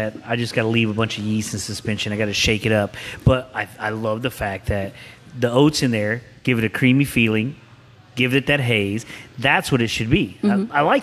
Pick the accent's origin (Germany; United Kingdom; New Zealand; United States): United States; Huntsville, Texas; I grew up in this area. I grew up in Huntsville